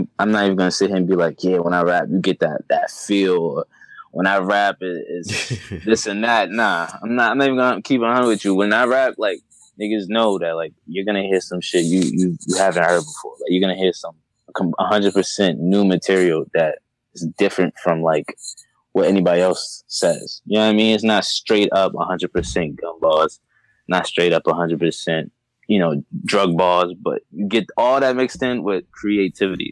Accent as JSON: {"language": "English", "town": "Boston", "region": "Massachusetts", "country": "United States", "tie": "born or raised there", "said": "I'm from Mattapan. Like, you could look it up. Like, I grew up in the hood"}